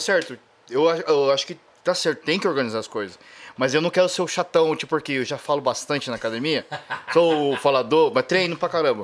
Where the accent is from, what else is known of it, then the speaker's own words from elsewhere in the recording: Brazil; moved away as an adult; also born or lived in Japan; sou do Brasil